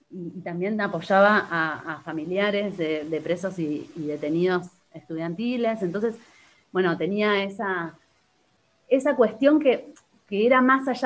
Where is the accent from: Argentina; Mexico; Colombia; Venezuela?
Argentina; Bariloche, Río Negro; born there; Y cuando yo nací en Bariloche, obviamente con toda la situación de, que mi papá había perdido a su hermana y que no se sabía nada de ella